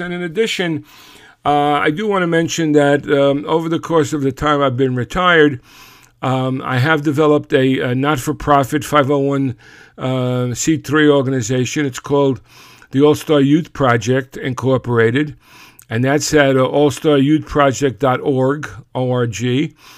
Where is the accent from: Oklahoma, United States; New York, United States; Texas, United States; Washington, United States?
New York, United States; New York City; being from Brooklyn